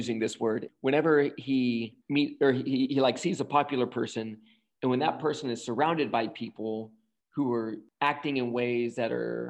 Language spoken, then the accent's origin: English; the South, United States; I'm from the South